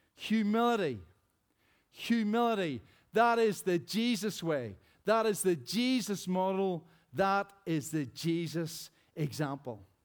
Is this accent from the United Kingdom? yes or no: yes; Rosary Presbyterian Church, Northern Ireland, United Kingdom; as a child growing up in Rosary Presbyterian Church back in the day